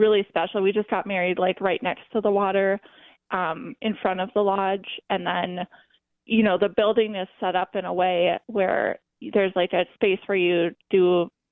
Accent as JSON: {"language": "English", "town": "Duluth", "region": "Minnesota", "country": "United States", "tie": "born or raised there", "said": "I'm from Duluth, so just growing up on the lake"}